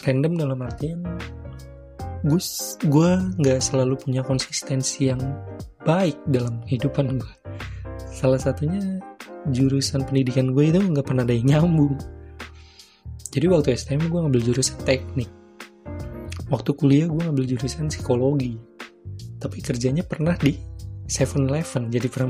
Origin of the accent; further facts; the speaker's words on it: Jakarta, Indonesia; born there; gue lahir di Jakarta 11 November 1995